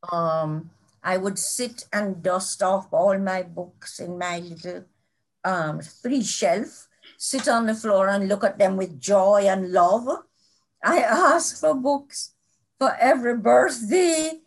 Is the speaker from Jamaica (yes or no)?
yes; Kingston, Jamaica; also born or lived in Mandeville; I was born in kingston really halfway tree, but you know, in Kingston. And I, I've lived here all my life